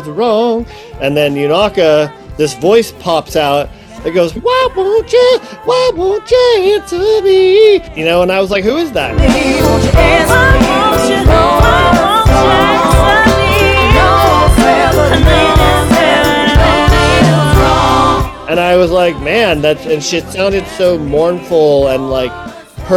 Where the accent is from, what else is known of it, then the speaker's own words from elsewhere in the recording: Ohio, United States; moved away; I'm from Ohio